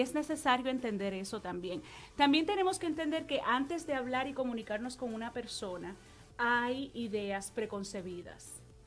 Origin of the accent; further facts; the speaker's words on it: Puerto Rico; now in New York, United States; Vengo de Puerto Rico